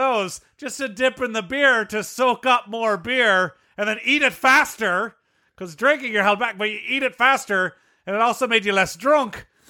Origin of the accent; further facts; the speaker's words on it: Ireland; Oh, it's American currency. Yeah, okay, I wouldn't know because I grew up in Ireland.